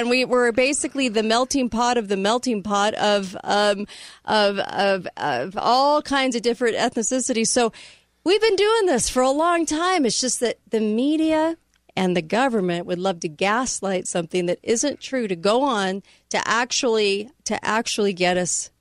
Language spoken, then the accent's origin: English; California, United States; now in Utah, United States; I came out of California. Now I'm in the state of Utah